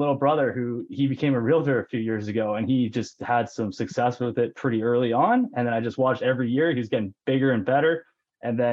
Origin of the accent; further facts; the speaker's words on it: Penticton, British Columbia, Canada; also born or lived in Lower Mainland, British Columbia; I am from Penticton, BC, the beautiful Okanagan Valley here, and was born and raised